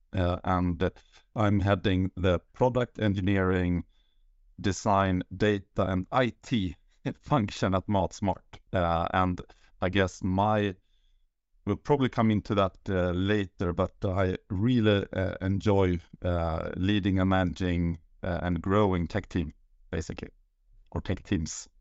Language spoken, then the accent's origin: English; Uppsala, Uppsala County, Sweden; moved away as an adult; now in Sollentuna, Sweden; I'm born and raised in Uppsala, and now I live with the, my family in, uh, Sollentuna